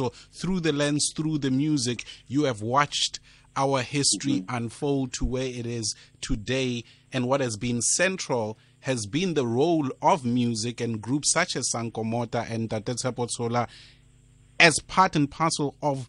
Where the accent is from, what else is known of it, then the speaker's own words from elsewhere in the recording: South Africa; us in South Africa